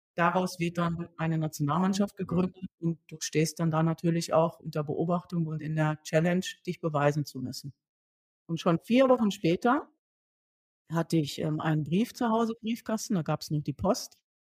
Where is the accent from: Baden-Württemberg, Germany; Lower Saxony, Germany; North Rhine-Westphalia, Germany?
North Rhine-Westphalia, Germany; Duisburg; also born or lived in Siegen; In Duisburg groß geworden